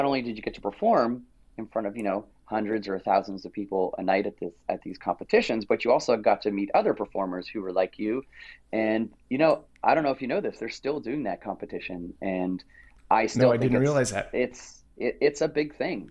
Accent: Toronto, Ontario, Canada; also born or lived in Las Vegas / Los Angeles; I grew up in Weston, which was at Jane and Lawrence. Till about 1987, then moved to Etobicoke

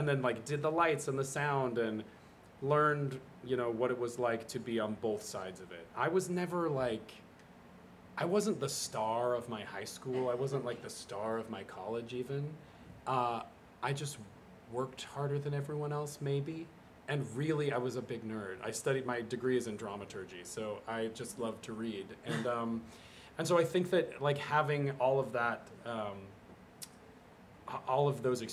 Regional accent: Utah, United States; moved away; also born or lived in New York; I was like a shiny kid from Utah

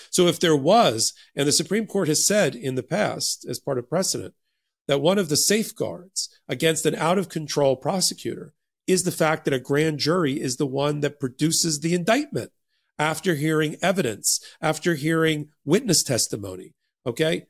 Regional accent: United States; I grew up in New Jersey and New York during the exact same periods

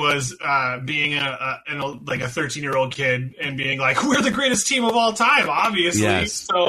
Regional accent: rural Illinois, United States; I'm also not from Minnesota. I've been to Minnesota just to watch Vikings games. I was born in like rural Illinois.

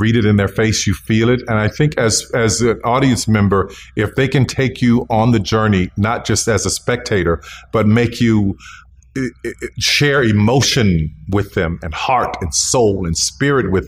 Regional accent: the South, United States; growing up in the South and having parents who endured Jim Crow and spending summers in rural Louisiana

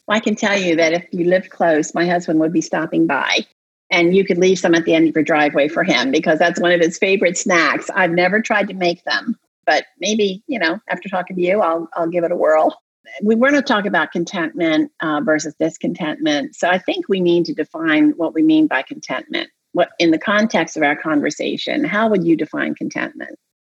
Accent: Delaware, United States; I grew up in Delaware

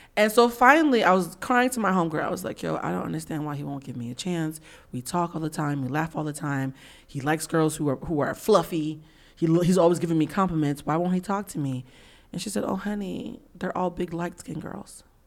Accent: East Coast, United States; I grew up in the nineties on the East Coast

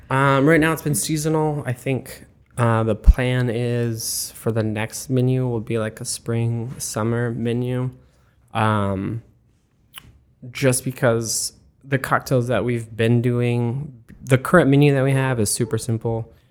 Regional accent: Arizona, United States; moved away as an adult; also born or lived in Florida; now in Columbus, United States; originally I'm from Arizona

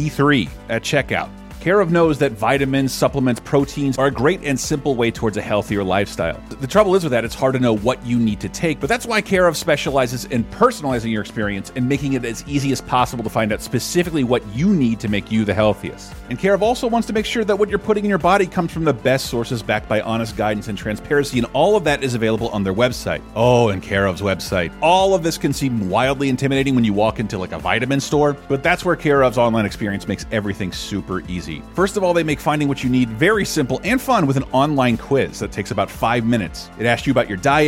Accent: United States; I'm an American.

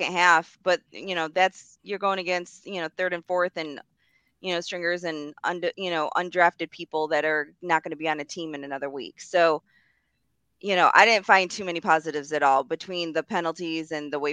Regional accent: outside of Rochester, New York, United States; I grew up right outside of Rochester.

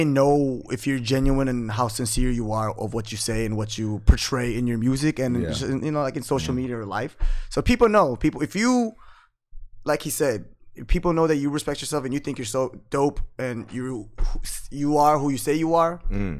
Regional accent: Texas, United States; moved away as an adult; now in South Korea; I mean, I grew up in Texas.

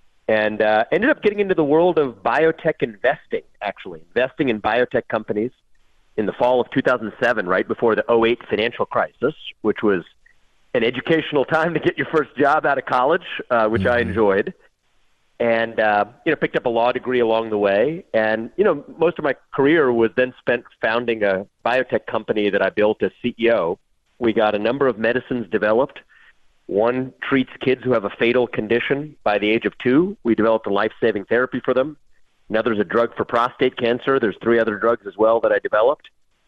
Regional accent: Cincinnati, Ohio, United States; Yeah, so I was born and raised in Cincinnati, Ohio, as a kid of immigrants who came from India.

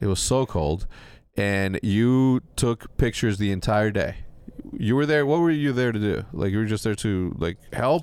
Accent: Mexico; I'm from Mexico

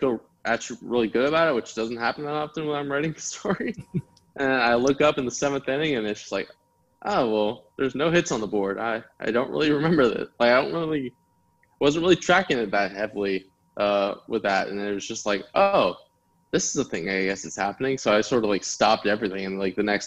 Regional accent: United States; My parents immigrated to the United States, and just sort of like understanding that experience growing up in America

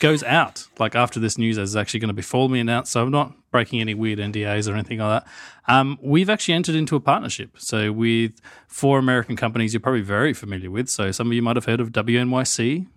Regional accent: Australia; accent: Australian; obviously, I have the Australian accent.

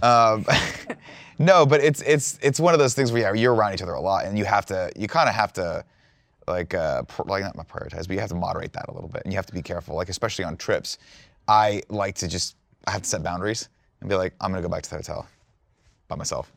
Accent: Riverside, California, United States; also born or lived in Fontana, California; I was driven back to Riverside, where's where my house was.

